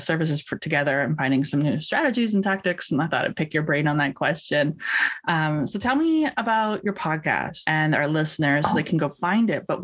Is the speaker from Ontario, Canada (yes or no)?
no; Vancouver, British Columbia, Canada; also born or lived in Missouri; I grew up in this big city. I grew up in Vancouver-ish area